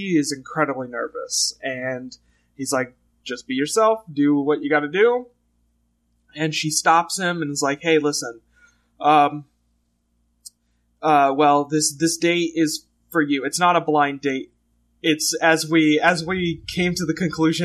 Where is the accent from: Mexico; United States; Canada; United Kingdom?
United States; Texas; born or raised there